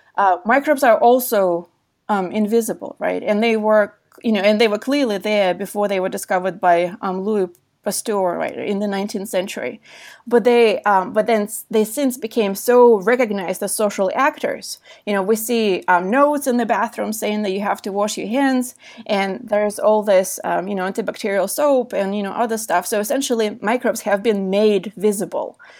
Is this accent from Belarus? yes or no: yes; Belarus; moved away; also born or lived in San Diego, California; I was born in Belarus, which was heavily affected by, uh, by the Chernobyl nuclear accident